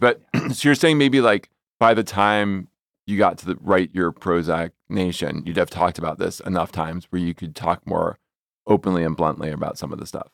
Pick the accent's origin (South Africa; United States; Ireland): United States; New Jersey; I'm from New Jersey.